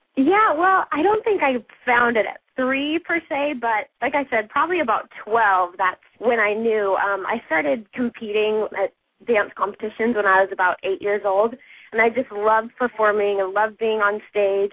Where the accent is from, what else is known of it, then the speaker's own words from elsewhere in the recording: Aurora, Colorado, United States; moved away as an adult; now in Los Angeles, United States; I was born in Aurora, Colorado, and I grew up dancing there.